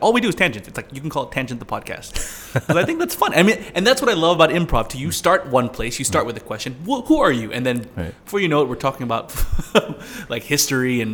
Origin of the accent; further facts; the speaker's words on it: United States; now in Singapore; growing up in the States, having four seasons